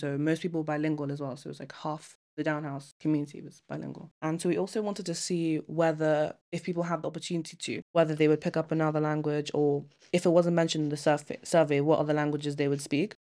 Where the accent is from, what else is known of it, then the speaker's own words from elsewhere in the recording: Nigeria; now in United Kingdom; I'm from Nigeria and I'm a boarder